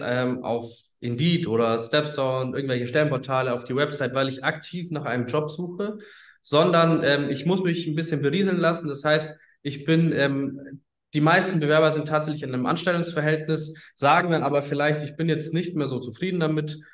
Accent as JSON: {"language": "German", "town": "Bayreuth", "region": "Bavaria", "country": "Germany", "moved": "as an adult", "lives_now": "Hamburg, Germany", "said": "wir kommen ursprünglich tatsächlich aus Bayreuth im schönen Oberfranken"}